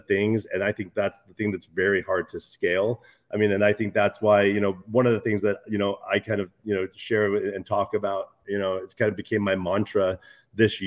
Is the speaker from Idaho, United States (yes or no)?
yes; Idaho, United States; I grew up in Idaho, you know, on a small town. I grew up in a small town on the border of Oregon and Idaho with 10,000 people in it.